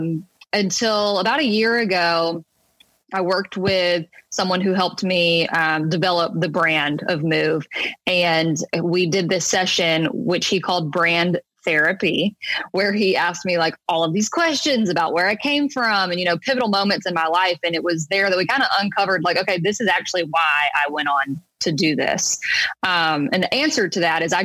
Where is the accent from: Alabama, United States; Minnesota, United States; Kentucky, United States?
Alabama, United States; a small town outside of Mobile; moved away as an adult; also born or lived in Hattiesburg, Mississippi / New York; now in Nashville, United States; I'm originally from a small town outside of Mobile, Alabama